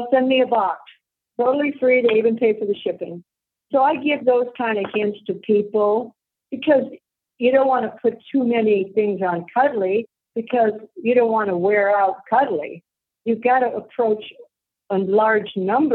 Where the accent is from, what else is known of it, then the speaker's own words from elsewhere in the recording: Las Vegas, Nevada, United States; now in Monterrey, Mexico; I'm from Vegas.